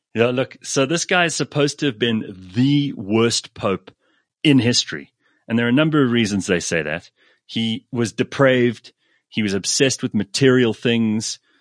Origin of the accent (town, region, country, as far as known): England, United Kingdom